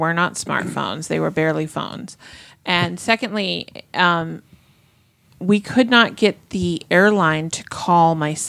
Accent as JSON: {"language": "English", "town": "Boston", "region": "Massachusetts", "country": "United States", "tie": "born or raised there", "moved": "yes", "said": "I grew up in Boston, so I'm familiar with Logan Airport"}